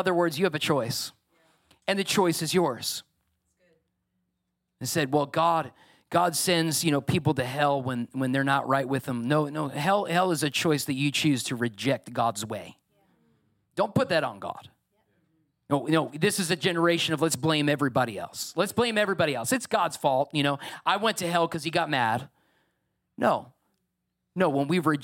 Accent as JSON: {"language": "English", "region": "New York", "country": "United States", "said": "I'm a New Yorker."}